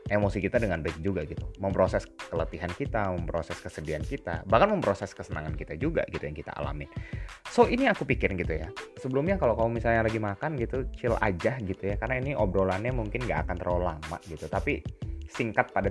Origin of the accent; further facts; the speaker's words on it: West Java, Indonesia; now in Malang, Indonesia; Aku Sunda